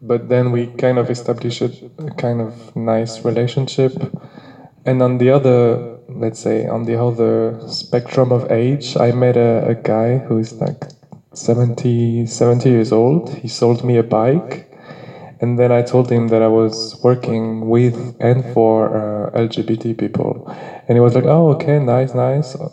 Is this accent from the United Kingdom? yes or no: no; France; English is a second language; now in Slovenia; I'm one of the volunteer at Drushpotir, and I'm from France.